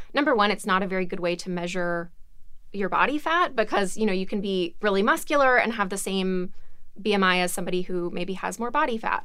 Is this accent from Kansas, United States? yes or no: no; Alabama, United States; I'm from Alabama